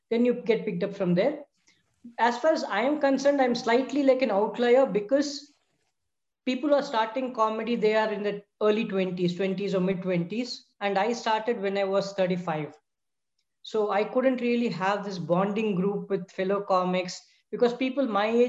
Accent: Chennai, Tamil Nadu, India; first language Tamil; English is a second language; moved away as an adult; also born or lived in Mumbai; now in Bangalore, India; I've grew up in Chennai.

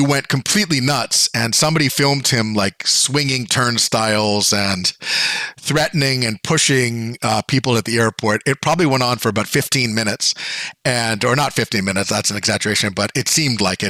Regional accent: Bay Area, California, United States; when I was a kid, I grew up in the Bay Area

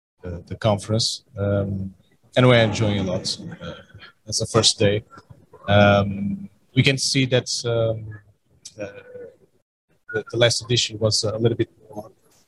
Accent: Porto, Norte, Portugal; I come from Porto, from Portugal.

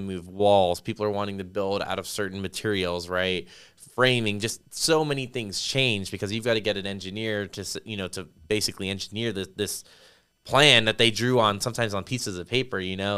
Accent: Las Vegas, Nevada, United States; now in San Antonio, United States; I grew up in Las Vegas

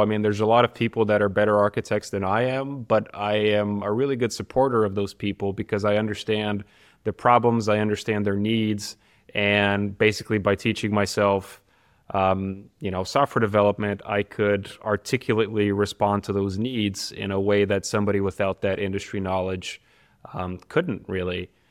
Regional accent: Sofia, Sofia City, Bulgaria; also born or lived in United States; now in Karlsruhe, Germany; my hometown, which is Sofia, Bulgaria

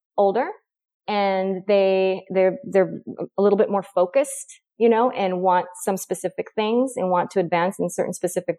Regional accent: Oregon, United States; moved away as an adult; also born or lived in San Francisco / Tucson; I moved back to my home state of Oregon

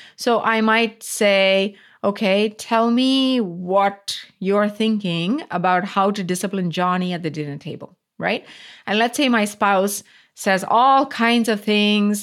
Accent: Coimbatore, Tamil Nadu, India; moved away; this was in South India, city called Coimbatore, which is my hometown

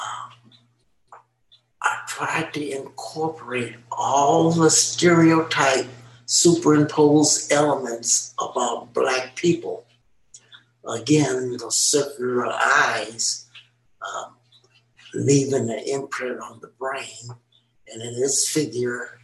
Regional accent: Los Angeles, California, United States; I myself was born in Watts, and we lived in a little bitty small house in Watts

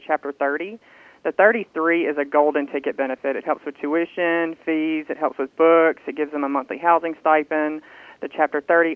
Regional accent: Southaven, Mississippi, United States; also born or lived in Memphis, Tennessee; We moved down to South Haven and been down here ever since

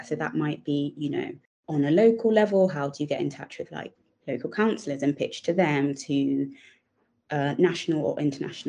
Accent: England, United Kingdom; I am British Nigerian

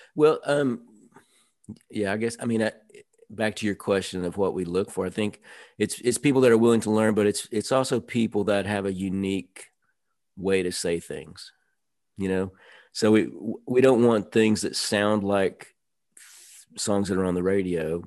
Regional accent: Nashville, Tennessee, United States; I grew up in Nashville in the suburbs

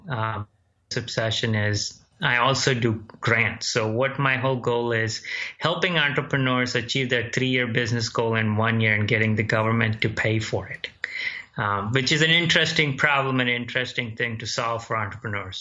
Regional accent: India; also born or lived in Dayton, Ohio, United States; now in United States; I was born in Dayton, Ohio. When I was 2 years old, I left back to India, grew up there and joined family, and came back here with empty pockets

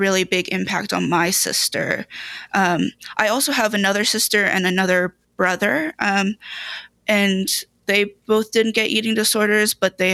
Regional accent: United States; full American

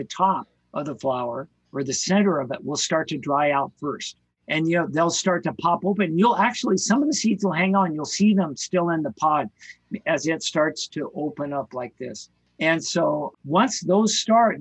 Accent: Ketchum, Idaho, United States; where I grew up in Ketchum, Idaho

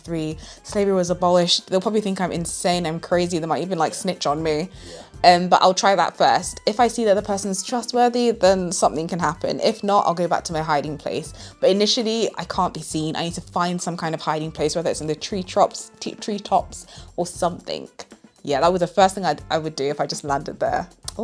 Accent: United Kingdom; hi, you don't know me, I'm British

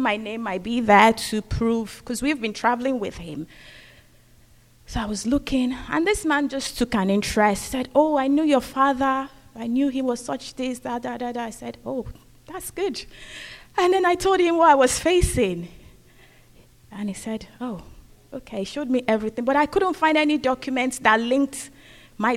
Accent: Nigeria; also born or lived in Scotland; now in United Kingdom; I'm from Nigeria, so I went back home

